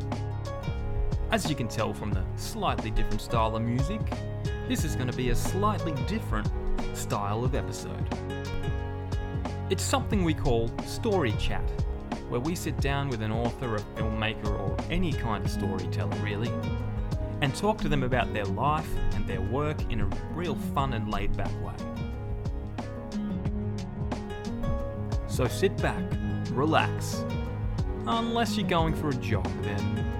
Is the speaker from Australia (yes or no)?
yes; Australia; As an Australian